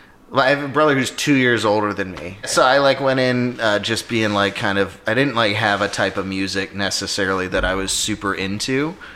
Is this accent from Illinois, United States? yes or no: no; Alpharetta, Georgia, United States; I grew up in Alpharetta, Georgia. I went to Milton High School.